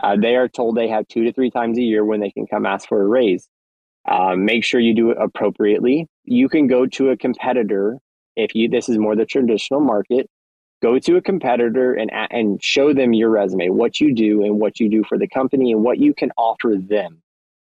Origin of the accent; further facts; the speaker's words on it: United States; I'm from the States